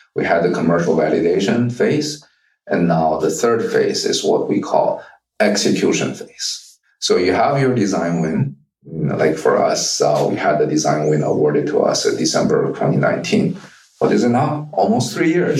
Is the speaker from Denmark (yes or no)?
no; China; now in United States; I grew up in China. I speak with a very different accent than many other of my colleagues and friends.